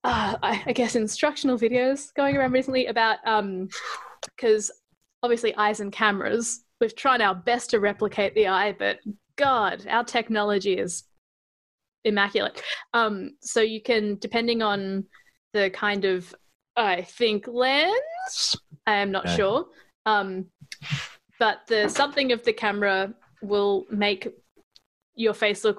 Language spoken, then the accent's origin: English; Adelaide, South Australia, Australia; born there; But I was born in Adelaide, and my parents speak with Adelaide accents.